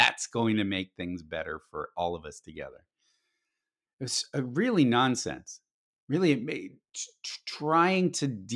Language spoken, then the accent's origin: English; Silicon Valley, California, United States; I grew up in Silicon Valley, watched the microprocessor emerge